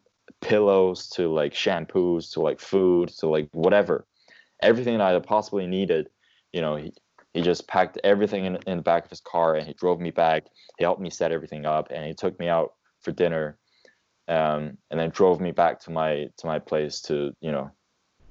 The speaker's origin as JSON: {"language": "English", "country": "China", "tie": "born or raised there", "also_born_or_lived": "United Kingdom", "moved": "as an adult", "said": "I was from China, I was born and raised in an environment where I had this sort of big country mentality"}